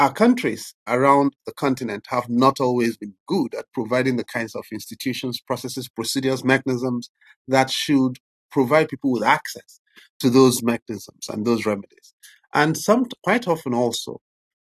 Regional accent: Nigeria; I was born in the Nigerian Civil War into internal displacement and starvation

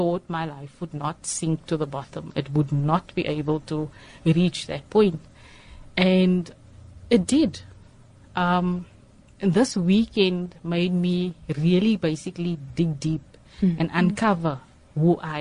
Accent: Johannesburg, Gauteng, South Africa; moved away as an adult; now in Cape Town, South Africa; I grew up in Johannesburg, got married

